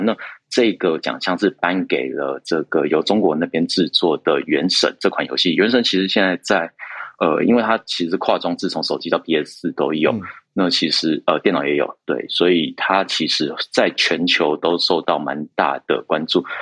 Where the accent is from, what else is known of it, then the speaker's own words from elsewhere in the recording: Taiwan; 我们台湾这边